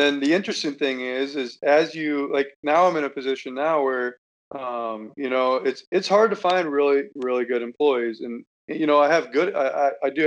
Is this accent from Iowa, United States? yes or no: yes; Iowa, United States; I'm from Iowa. I'm in college.